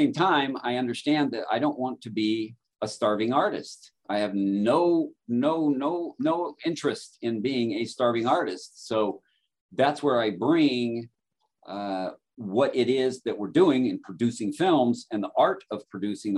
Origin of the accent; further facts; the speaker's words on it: Southern California, United States; moved away as an adult; now in Phoenix, United States; I'm from Southern California.